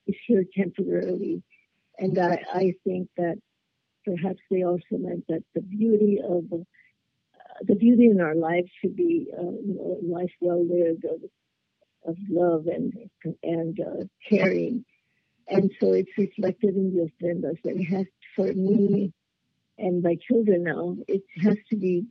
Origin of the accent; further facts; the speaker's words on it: Los Angeles, California, United States; in my own neighborhood, of East LA. City Terrace is part of East